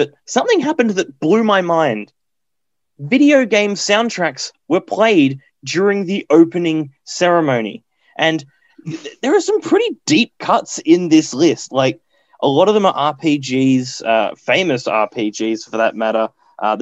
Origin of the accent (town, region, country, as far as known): Australia